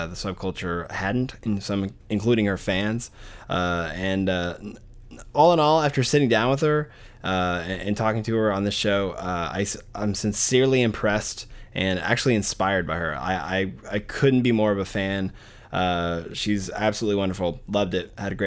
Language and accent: English; Arkadelphia, Arkansas, United States; moved away; my hometown of Arkadelphia, Arkansas